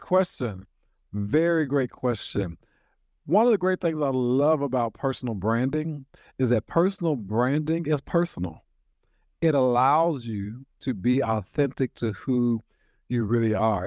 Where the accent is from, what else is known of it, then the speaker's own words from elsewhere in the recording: Nashville, Tennessee, United States; from Nashville, Tennessee, born and reared right here in Nashville